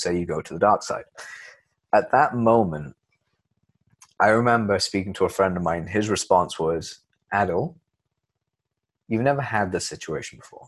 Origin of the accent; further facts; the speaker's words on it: Leicester, East Midlands, United Kingdom; moved away as an adult; also born or lived in London; where I grew up in Leicester